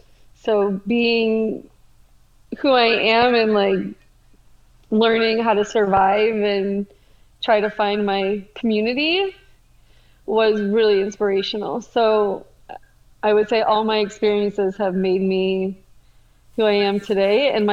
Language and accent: English; Beachwood, Ohio, United States; Yeah, so I grew up in Cleveland. I'm born and raised. I grew up in Beechwood. I went to Temple Emmanuel. And my family was like reform conservatives.